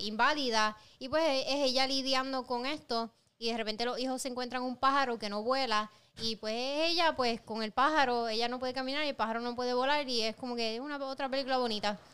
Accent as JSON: {"language": "Spanish", "country": "Puerto Rico", "said": "yo como mujer puertorriqueña, latinoamericana"}